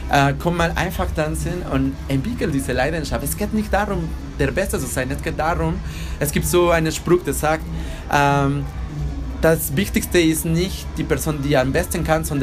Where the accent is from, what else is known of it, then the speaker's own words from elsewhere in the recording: Mexico; German is a second language; bin ich auch Mexikaner und da die Leute sind auch ein bisschen anders als in Deutschland. Wir haben eine andere Kultur und wir sind ganz bewusst von der Tod.